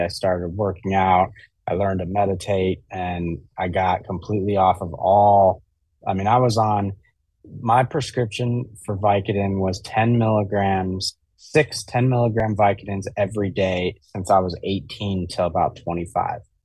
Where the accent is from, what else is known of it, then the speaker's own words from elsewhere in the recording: Jackson, Wyoming, United States; I grew up in Jackson Hole, Wyoming